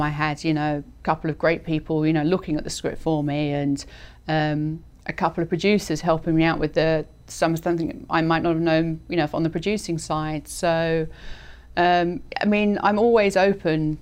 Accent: United Kingdom; moved away as an adult; also born or lived in London / New York; now in Los Angeles, United States; being British was something slightly unique in New York

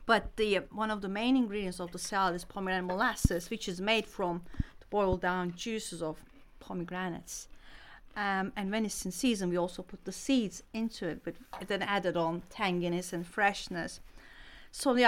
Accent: Ankara, Turkey; moved away as an adult; also born or lived in Antakya, Turkey; I was born and bred in Turkey. I lived there for 30 years

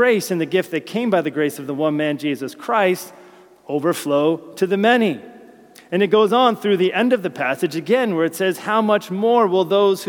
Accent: United States; moved away as an adult; now in United Kingdom; As an American

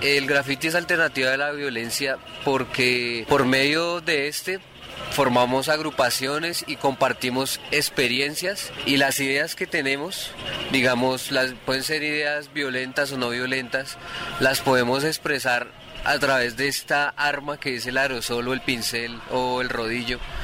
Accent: Soacha, Cundinamarca, Colombia; yo crecí en Soacha

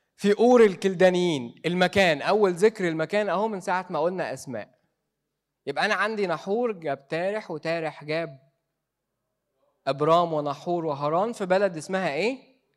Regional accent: Egypt; إحنا كمصريين

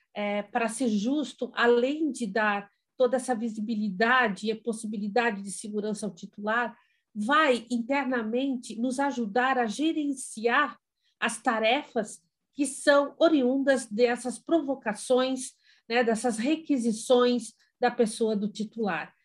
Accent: Brazil

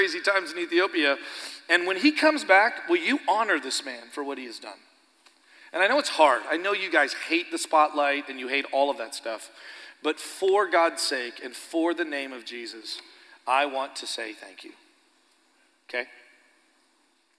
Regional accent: Canada; moved away as an adult; now in Stillwater, United States; I'm Canadian, but it's because I'm Christian.

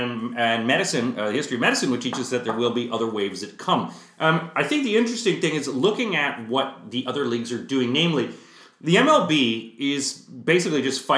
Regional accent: Canada; as a hockey fan, as a Canadian

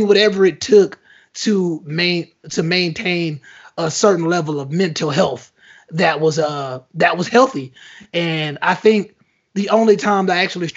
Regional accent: United States; I'm a Nigerian American. That's kind of what I identify as.

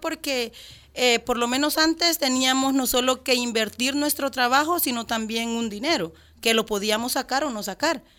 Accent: El Salvador

